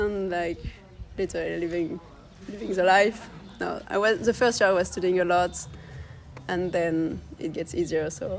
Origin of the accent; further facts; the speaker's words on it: France; English is a second language; also born or lived in southwest France / north France; So I'm from France. I moved a lot when I was a kid, actually. I'm born in the southwest and I moved more in the north and I finished my childhood in a little island on the west coast in France.